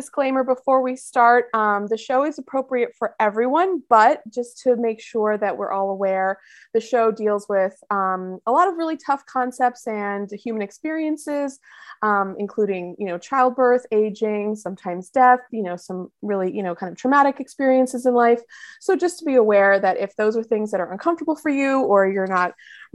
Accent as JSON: {"language": "English", "country": "United States", "said": "I am American"}